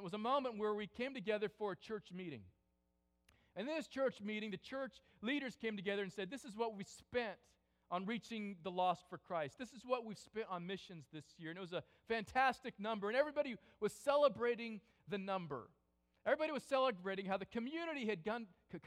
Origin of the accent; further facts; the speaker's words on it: California, United States; I grew up in California